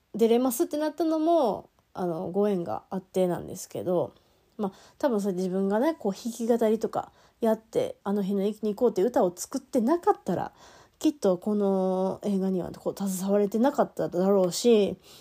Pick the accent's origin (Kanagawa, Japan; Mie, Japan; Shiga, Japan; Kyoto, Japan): Shiga, Japan; Hino; moved away; 私日野町出身